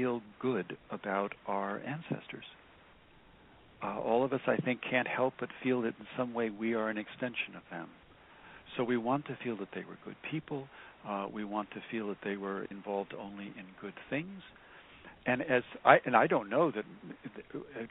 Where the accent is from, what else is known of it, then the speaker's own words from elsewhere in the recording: United States; as an American today